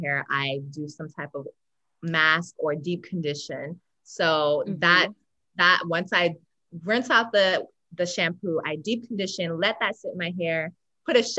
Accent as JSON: {"language": "English", "town": "Los Angeles", "region": "California", "country": "United States", "tie": "born or raised there", "said": "I was born and raised in Los Angeles, in South LA, to be exact"}